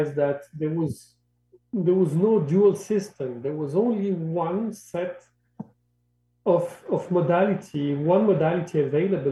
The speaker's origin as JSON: {"language": "English", "country": "Morocco", "tie": "born or raised there", "second_language": "English", "moved": "yes", "said": "I grew up in Morocco, North Africa"}